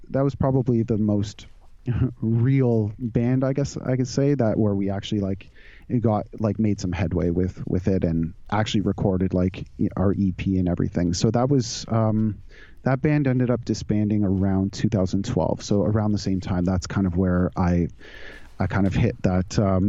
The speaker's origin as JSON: {"language": "English", "area": "suburb outside Toronto", "region": "Ontario", "country": "Canada", "tie": "born or raised there", "also_born_or_lived": "California", "lives_now": "Toronto, Canada", "said": "I grew up in just outside Toronto, in a suburb outside Toronto"}